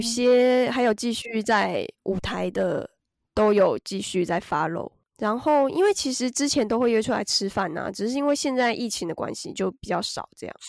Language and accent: Chinese; Taiwan; moved away as an adult; now in Japan; 小时候在台湾看的日剧